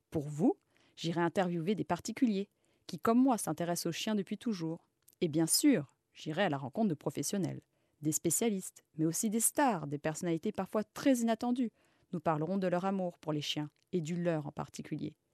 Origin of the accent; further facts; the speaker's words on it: Egypt; moved away as an adult; also born or lived in Mali; now in Paris, France; J'ai passé mon enfance en Égypte et au Mali, entourée d'animaux sauvages, comme un chacal doré, des renards, des faucons. Je suis rentrée en France pour mes études